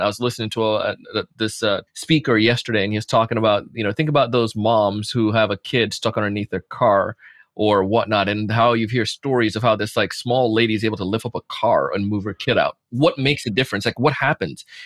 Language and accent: English; Jamaica; moved away; growing up in Jamaica